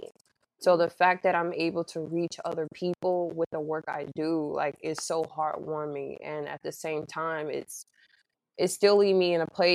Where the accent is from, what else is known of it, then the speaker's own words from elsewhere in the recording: Mississippi, United States; I was born and raised in Mississippi, so I'm very Southern